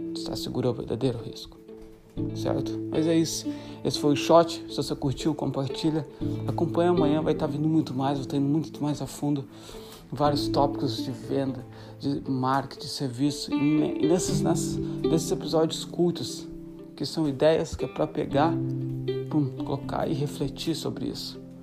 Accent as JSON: {"language": "Portuguese", "country": "Brazil", "tie": "born or raised there", "moved": "yes", "said": "amigos no Brasil, na minha cidade natal"}